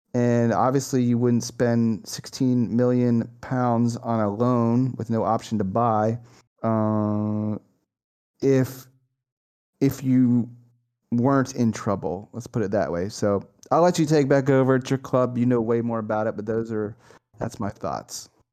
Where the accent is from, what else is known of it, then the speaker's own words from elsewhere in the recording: United States; as American